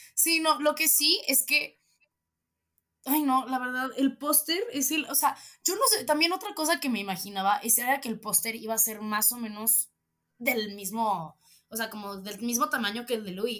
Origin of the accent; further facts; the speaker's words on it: State of Mexico, Mexico; soy de Estado de México